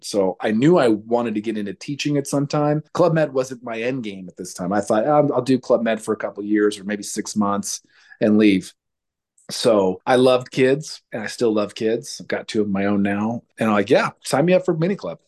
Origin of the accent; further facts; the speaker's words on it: Red Bluff, California, United States; I came from Red Bluff